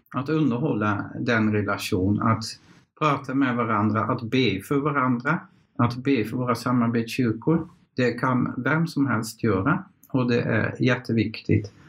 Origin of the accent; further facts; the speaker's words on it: Netherlands; Swedish is a second language; moved away as an adult; also born or lived in Kiruna, Sweden; now in Sweden; Jag kommer från Nederländerna.